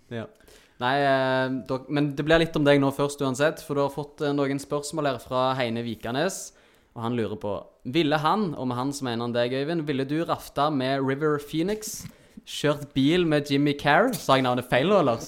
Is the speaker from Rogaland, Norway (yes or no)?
yes; Stavanger, Rogaland, Norway; vi er siddiser.